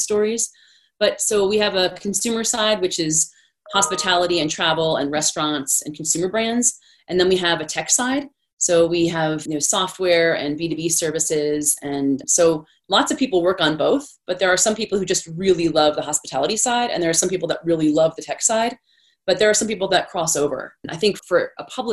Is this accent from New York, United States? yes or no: no; Washington, District of Columbia, United States; moved away as an adult; also born or lived in Denver; I grew up in Washington, D.C.